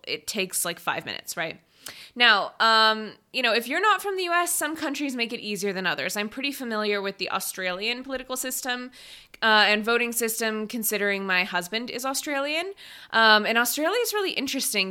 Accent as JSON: {"language": "English", "area": "just outside Seattle", "region": "Washington", "country": "United States", "tie": "born or raised there", "also_born_or_lived": "China", "moved": "as an adult", "said": "I am from Washington State. I grew up just outside Seattle"}